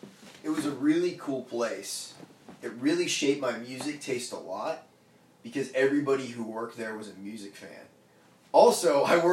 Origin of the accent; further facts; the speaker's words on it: Brunswick, Maine, United States; moved away; so it's right downtown in my hometown of Brunswick.